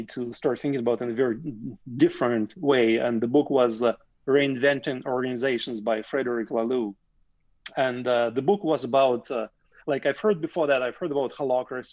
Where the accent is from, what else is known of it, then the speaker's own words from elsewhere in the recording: Russia; moved away as an adult; now in Canada; I grew up in the Soviet Union